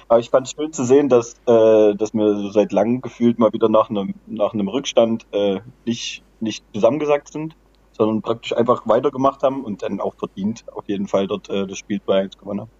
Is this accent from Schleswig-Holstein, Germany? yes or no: no; Aue, Saxony, Germany; Ich äh, habe fünf Minuten äh, vom Stadion weggewohnt, früher auch äh, bei Aue gespielt, mit vier Jahren angefangen